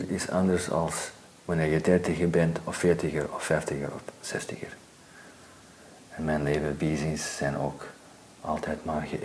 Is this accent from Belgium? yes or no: no; California, United States; Ik ben nu ook opgegroeid in Zuid-Californië en daar, eh, Amerikaanse cultuur is anders dan Belgische cultuur.